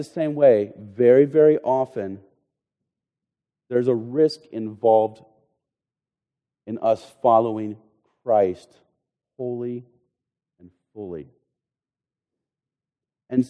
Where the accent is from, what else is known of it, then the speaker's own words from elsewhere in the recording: United States; we Americans